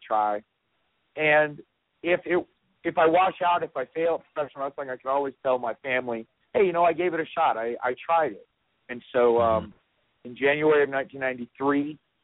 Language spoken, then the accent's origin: English; North Carolina, United States; I grew up in North Carolina